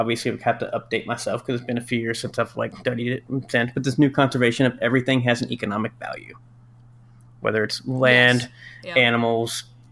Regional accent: United States; we are from the United States

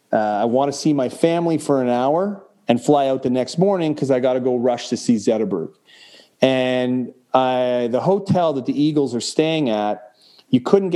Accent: Canada; granted, I'm Canadian, so we don't walk around with these things

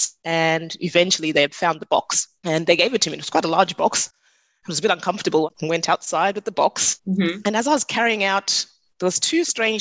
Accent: Zimbabwe; now in Australia; I'm from Zimbabwe originally

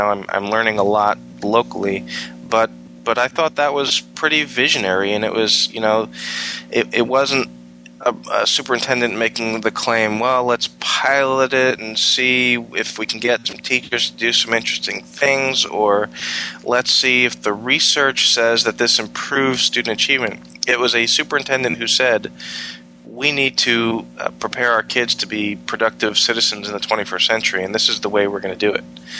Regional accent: New York, United States; now in Virginia, United States; I came from New York, particularly Long Island on New York, where just on Long Island we had 125 separate school districts

